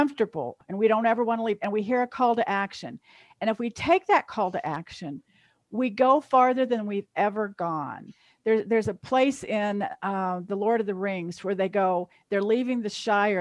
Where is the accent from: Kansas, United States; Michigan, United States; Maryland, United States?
Kansas, United States; I'm from Kansas